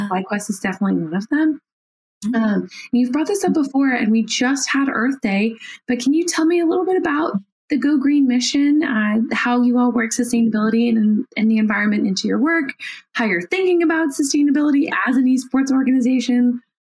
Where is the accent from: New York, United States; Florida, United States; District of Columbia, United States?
District of Columbia, United States; Washington; I currently live in Washington D.C. and I'm a D.C. native.